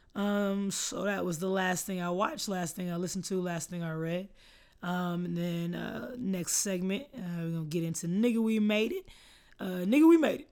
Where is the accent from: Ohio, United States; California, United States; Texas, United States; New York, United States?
Texas, United States; Austin; I'm from here